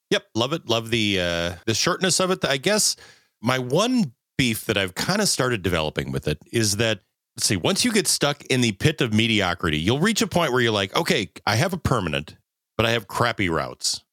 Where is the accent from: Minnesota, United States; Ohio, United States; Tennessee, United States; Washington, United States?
Minnesota, United States; southern; I'm from southern Minnesota and the Chicago Northwestern went right through my hometown